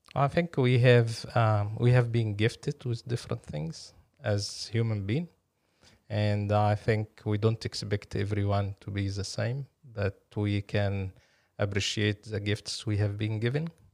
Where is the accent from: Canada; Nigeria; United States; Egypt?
Egypt; Cairo, Cairo Governorate; moved away as an adult; also born or lived in Napier, New Zealand / Palmerston North, New Zealand; now in Auckland, New Zealand; I'm originally from Egypt, uh, born and raised in Cairo.